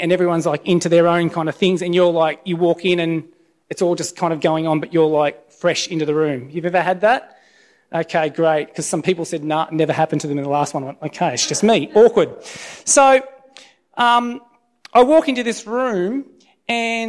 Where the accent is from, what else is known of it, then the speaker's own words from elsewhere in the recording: Alstonville, New South Wales, Australia; moved away as an adult; also born or lived in Lismore; now in Sydney, Australia; my hometown of Alstonville